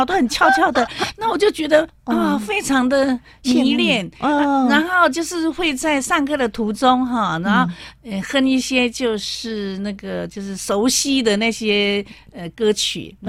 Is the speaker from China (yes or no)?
no; Jiufen, New Taipei, Taiwan; 我在一个九份那个矿工的家庭长大。